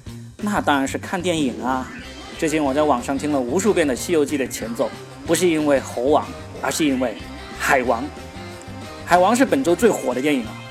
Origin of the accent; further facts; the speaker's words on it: Guangdong, China; 对我们广东人来说，广东以外的都是北方。